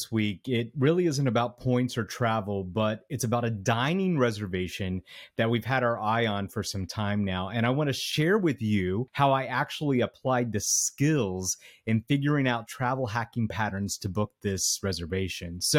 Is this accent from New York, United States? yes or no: yes; New York City, New York, United States; We're both from New York City.